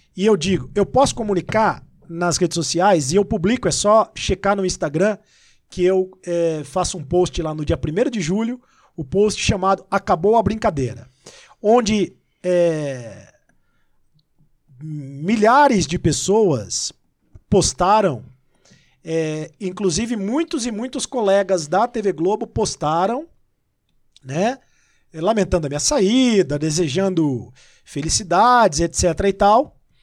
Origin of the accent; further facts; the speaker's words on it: Itapira, São Paulo, Brazil; moved away as an adult; also born or lived in Rio de Janeiro; now in São Paulo, Brazil; Eu sou do interior de São Paulo, eu sou de Itapira. É, e eu sou paulistano. Sou paulistano é paulista, porque nasci em São Paulo e, e, e fui para Itapira com um ano e, e três meses